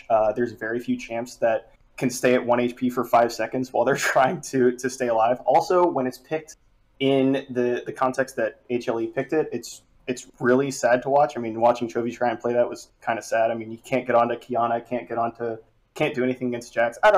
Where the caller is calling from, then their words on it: Charlotte, North Carolina, United States; Yo, I'm calling from Charlotte, North Carolina.